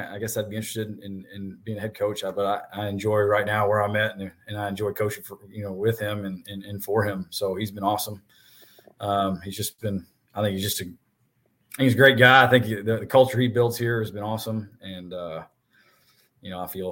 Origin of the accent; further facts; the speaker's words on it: Nashville, Tennessee, United States; I'm from Nashville, so I went to Father Ryan